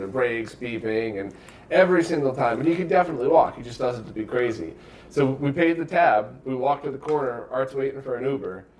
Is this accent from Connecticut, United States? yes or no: yes; Bridgeport, Connecticut, United States; I grew up in Bridgeport